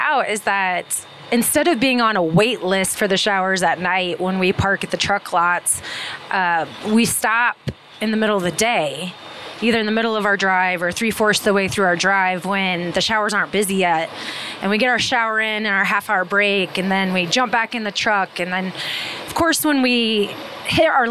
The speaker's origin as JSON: {"language": "English", "region": "Midwest", "country": "United States", "said": "we're from the Midwest"}